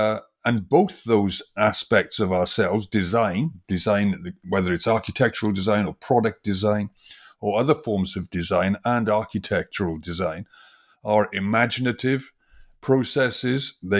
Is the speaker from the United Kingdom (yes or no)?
yes; Wales, United Kingdom; I come from originally from Wales, from the industrial valleys of Wales, and it was a very industrial valley.